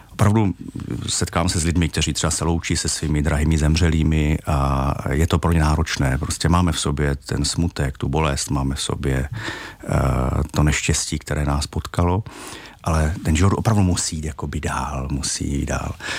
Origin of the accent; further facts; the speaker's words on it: Czechia; jako Češi